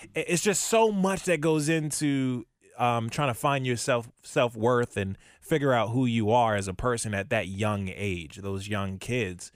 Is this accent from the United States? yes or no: yes; Maryland, United States; also born or lived in Virginia; now in Ohio, United States; I was born and raised in Maryland